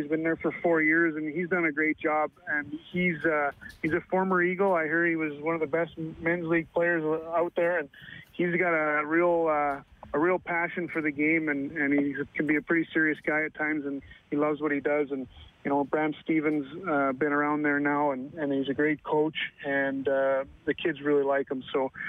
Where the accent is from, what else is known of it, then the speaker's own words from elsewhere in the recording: Ottawa, Ontario, Canada; moved away as an adult; also born or lived in Calgary / Edmonton; I grew up in Ottawa